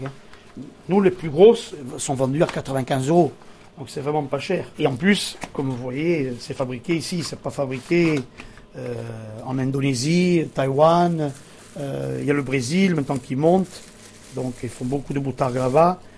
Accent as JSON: {"language": "French", "area": "Bastia / Corse-du-Sud", "region": "Corsica", "country": "France", "tie": "born or raised there", "said": "je suis né à Bastia. Euh, ensuite, on était parti vivre sur euh, la Corse du Sud avec mes parents et tout"}